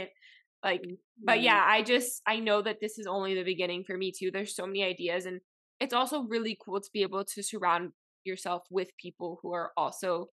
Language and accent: English; Miami, Florida, United States; first language Spanish; English is a second language; I grew up in Miami